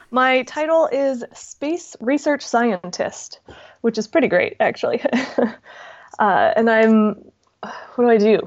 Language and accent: English; Southern California, United States; I grew up in Southern California